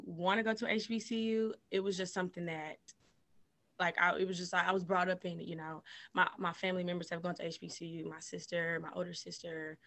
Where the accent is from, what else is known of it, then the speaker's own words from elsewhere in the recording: Monroeville, Alabama, United States; now in Auburn, United States; I am from Monroeville, Alabama, and I currently reside in Auburn, Alabama